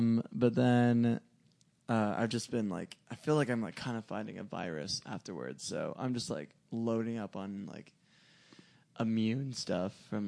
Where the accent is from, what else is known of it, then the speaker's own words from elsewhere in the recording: Monrovia, California, United States; also born or lived in Whittier, California; I did not grow up in Whittier. I grew up in Monrovia.